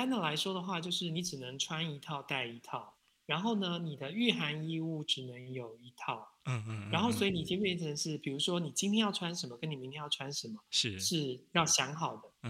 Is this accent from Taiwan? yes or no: yes; Taiwan; 然后我就愣了一下，我想说：第一，你怎么知道我是台湾人？